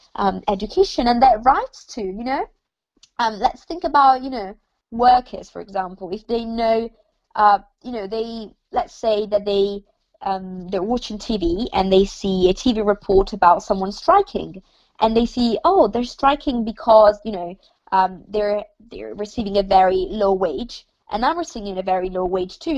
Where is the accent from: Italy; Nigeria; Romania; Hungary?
Italy; now in United Kingdom; I come from Italy